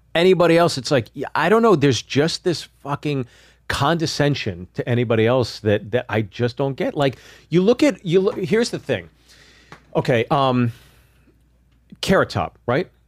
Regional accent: Pittsburgh, Pennsylvania, United States; also born or lived in New Jersey; I grew up in Pittsburgh

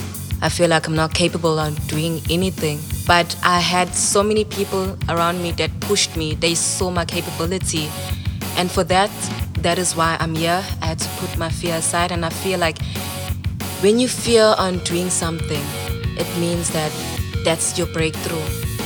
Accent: Sydney, New South Wales, Australia; I'm from Sydney.

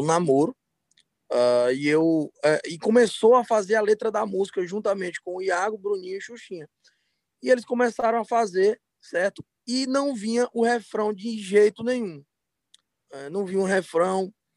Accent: Fortaleza, Ceará, Brazil; also born or lived in Teresina, Piauí; nasci em Teresina, Piauí, mas moro em Fortaleza desde os seis meses de idade

